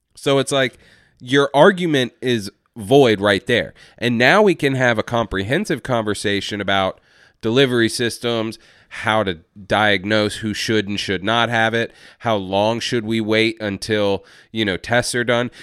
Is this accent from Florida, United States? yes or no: no; Atlanta, Georgia, United States; I'm from Atlanta